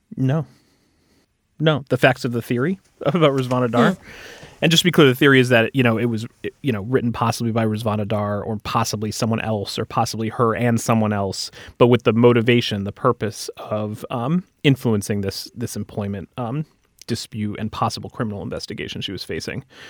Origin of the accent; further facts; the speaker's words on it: United States; as an American